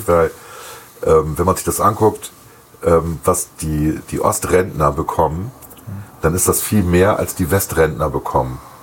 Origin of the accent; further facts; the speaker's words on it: West Germany, Germany; sieht man als Wessi so